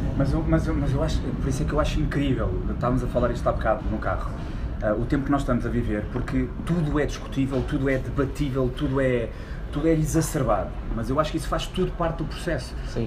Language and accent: Portuguese; Portugal; quando eu nasci havia miséria em Portugal há 30 anos